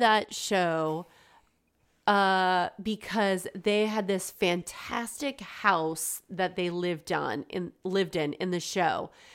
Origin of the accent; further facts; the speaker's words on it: United States; we're American, but we speak English